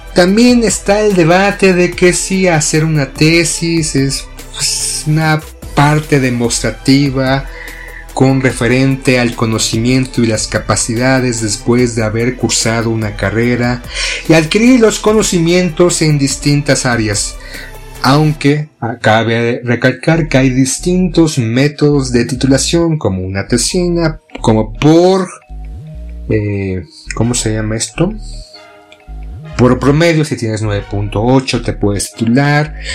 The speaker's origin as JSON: {"language": "Spanish", "country": "Mexico", "said": "Somos mexicanos"}